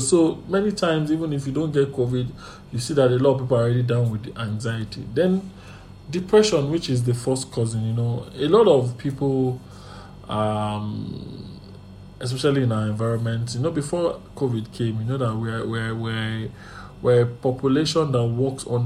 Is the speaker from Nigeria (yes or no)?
yes; Nigeria; and even in life generally as a Nigerian, you know.